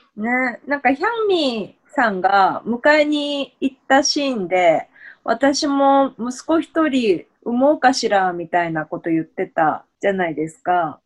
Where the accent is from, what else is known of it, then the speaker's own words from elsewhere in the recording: Japan; also born or lived in South Korea; 私、韓国生まれ、日本育ち